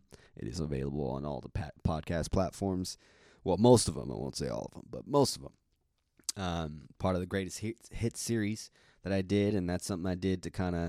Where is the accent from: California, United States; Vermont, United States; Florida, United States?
California, United States; Pacific Grove; I'm from Pacific Grove, California, Monterey County, which is like 2 hours south of San Francisco. Neat little town.